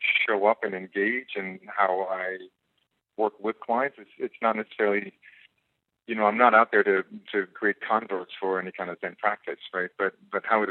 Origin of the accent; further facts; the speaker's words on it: Israel; also born or lived in South Africa; now in United States; I grew up in Israel and moved from Israel to South Africa. And from South Africa, I came to the United States